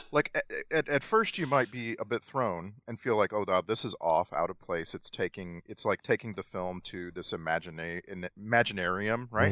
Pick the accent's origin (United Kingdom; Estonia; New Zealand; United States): United States; middle class, white American